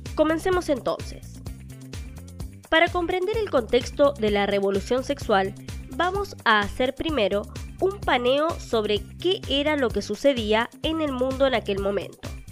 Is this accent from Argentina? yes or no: yes; Argentina; En mi país, Argentina